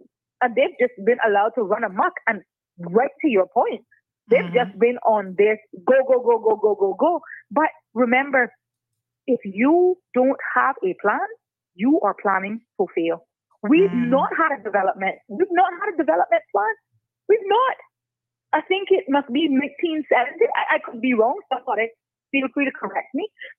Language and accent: English; West Bay, Cayman Islands; I was commuting from West Bay to Georgetown to George Hicks and John Gray